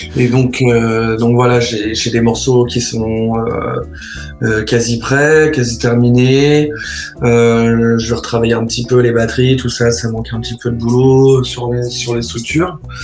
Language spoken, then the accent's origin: French; Troyes, Grand Est, France; je suis né à Troyes et j'ai grandi à Troyes